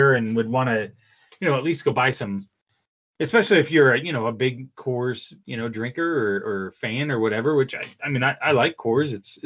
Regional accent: Des Moines, Iowa, United States; I'm from Des Moines, Iowa

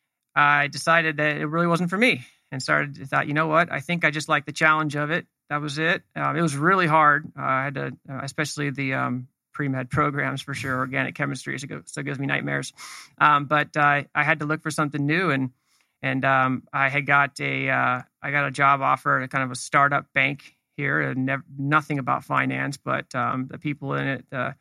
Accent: Los Gatos, California, United States; also born or lived in North Dakota; I grew up in Northern California, up in the mountains of Santa Cruz Mountains. It's in between San Jose and the beach, basically. Town's called Los Gatos

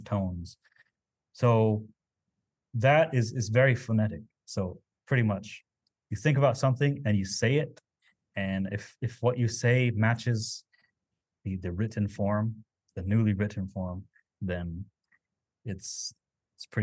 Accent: United States; first language Navajo; English is a second language; moved away; the Navajo language, my native language

